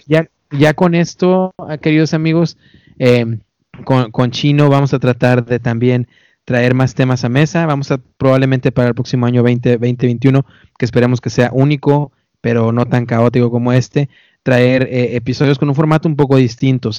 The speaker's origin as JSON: {"language": "Spanish", "country": "Mexico", "moved": "yes", "lives_now": "United States", "said": "yo sé que soy mexicano y muy orgulloso"}